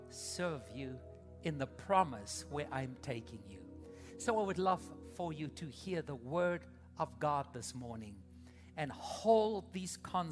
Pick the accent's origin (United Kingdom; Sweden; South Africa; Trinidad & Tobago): South Africa; moved away as an adult; now in United States; 22 years ago, my wife and I came with our babies from South Africa